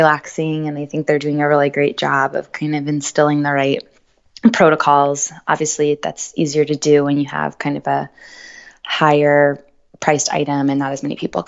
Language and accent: English; Colts Neck, New Jersey, United States; I grew up in New Jersey and went to Colts Neck High School